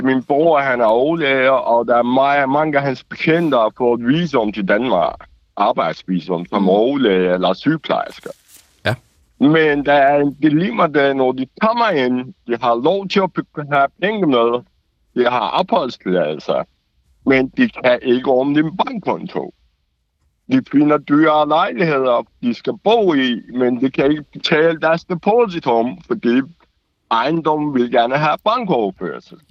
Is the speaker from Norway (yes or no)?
no; Iran; Danish is a second language; now in Denmark; Jeg er iraner